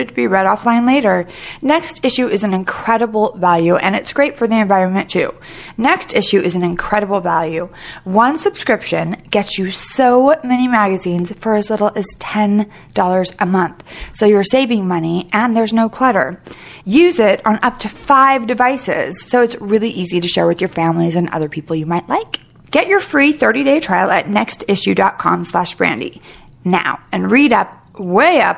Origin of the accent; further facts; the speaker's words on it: Sacramento, California, United States; also born or lived in San Francisco; I was born in Sacramento